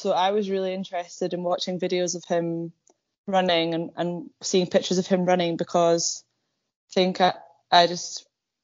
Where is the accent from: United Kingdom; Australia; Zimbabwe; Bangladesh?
United Kingdom; Edinburgh, Scotland; also born or lived in Dumfries / Lochmaben; everyone thinks of me as like Edinburgh born and bred